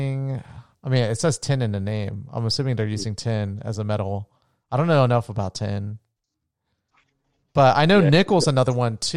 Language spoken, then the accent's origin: English; Florida, United States; moved away; also born or lived in Nevada; where we grew up in Florida